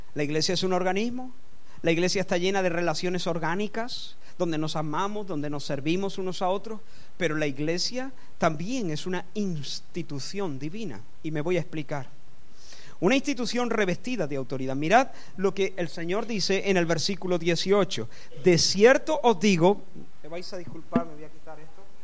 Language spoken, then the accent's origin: Spanish; Córdoba, Andalusia, Spain; Yo soy español de nacimiento, nací en Córdoba y soy español de nacimiento